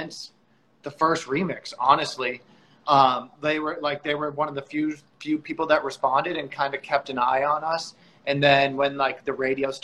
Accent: East Coast, United States; moved away as an adult; now in Los Angeles, United States; we're both originally from the East Coast and moved out to LA around the same time

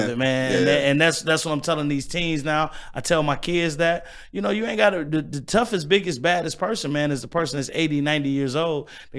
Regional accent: Pine Bluff, Arkansas, United States; also born or lived in Little Rock; now in Milwaukee, United States; And I was born in Little Rock, Arkansas, raised in Pine Bluff. I came to Milwaukee because my dad had a job

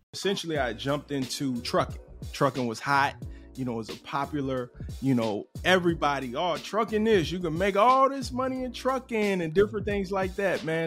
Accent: Cincinnati, Ohio, United States; moved away; also born or lived in Chicago, Illinois; I'm originally from Cincinnati, Ohio

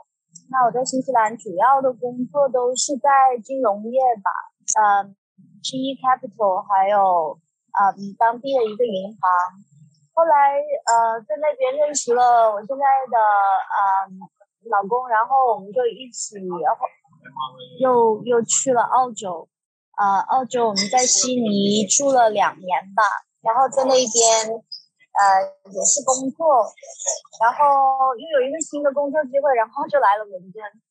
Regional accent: Guangxi, China; moved away as an adult; also born or lived in Hong Kong / New Zealand; now in London, United Kingdom; 我其实我老家是在广西，那然后我本科是在广东读的，就呃读完书了以后，我在香港读了一个 marketing 的硕士。后来就回到广州工作了一年多一点

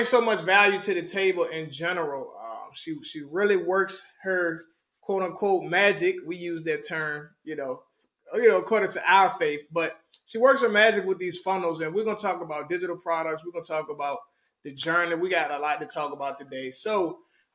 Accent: Richmond, Virginia, United States; now in Dallas-Fort Worth, United States; 804 forever, Richmond, Virginia, truly. Born and bred

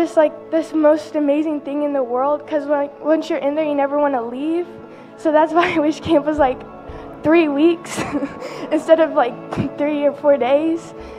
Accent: Texas, United States; so I'm from Texas, most of y'all know that, and living so far away from here, then because I used to live here

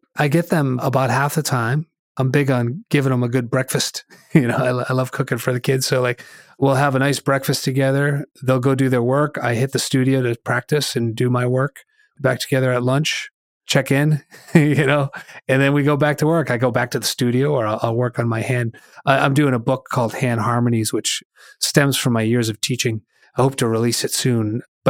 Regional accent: Hollis, New Hampshire, United States; I grew up in Hollis, New Hampshire, so it took about an hour to get to the ocean.

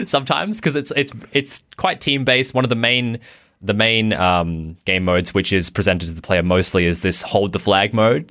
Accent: Australia; I'm from Australia

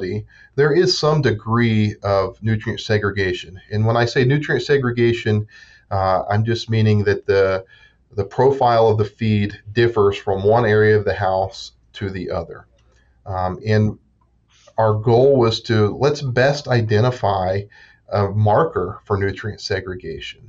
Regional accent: Southeast Ohio, United States; moved away as an adult; also born or lived in West Virginia; now in Pennsylvania, United States; I grew up in Southeast Ohio on a small cow-calf

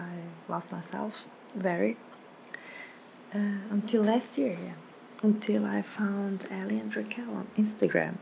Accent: Slovenia; I am from Slovenia

